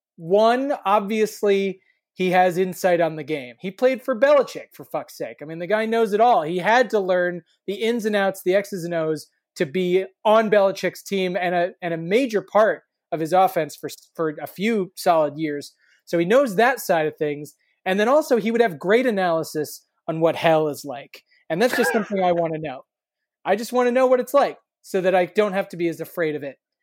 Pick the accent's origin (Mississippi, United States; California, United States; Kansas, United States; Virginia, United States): Kansas, United States; I'm from Kansas